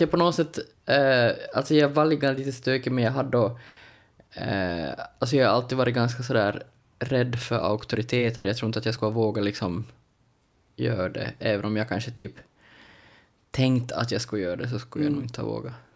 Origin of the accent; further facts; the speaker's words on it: Larsmo, Ostrobothnia, Finland; Alltså jag är född och uppvuxen i Larsmo som då är liksom strax utanför Jakobstad